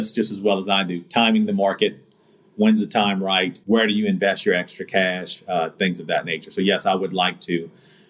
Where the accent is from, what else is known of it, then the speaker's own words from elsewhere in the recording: United States; growing up in America